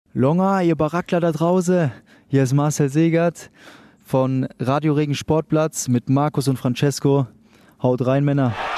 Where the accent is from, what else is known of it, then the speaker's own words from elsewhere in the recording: Mannheim, Baden-Württemberg, Germany; ich bin Mannheimer, ich bin Waldhöfer